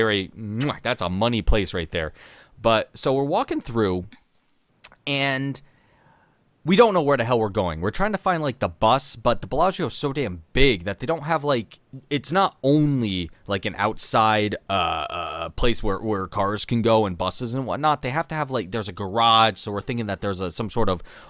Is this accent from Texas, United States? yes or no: no; New York, United States; we're from New York